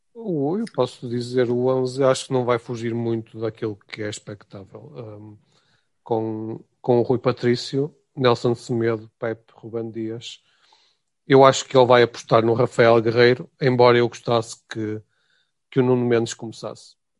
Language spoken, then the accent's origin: Portuguese; Portugal; espero também como português